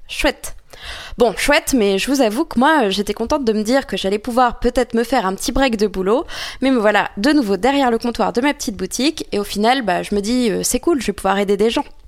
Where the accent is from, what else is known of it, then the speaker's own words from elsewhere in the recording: Normandy, France; je suis normande